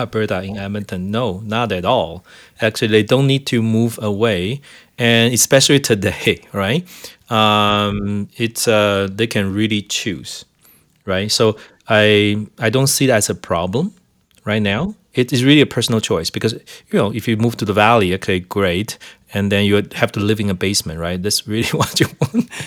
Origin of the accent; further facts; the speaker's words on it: Taiwan; now in Calgary, Canada; I'm from Taiwan